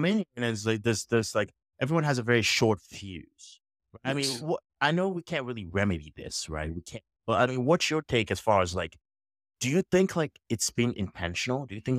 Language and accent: English; Nigeria; now in United States; originally born in Nigeria, right? Mm-hmm. So for me, I grew up, you know, pretty much, if you say it, I grew up pretty much around Black. Everyone around me was Black, right?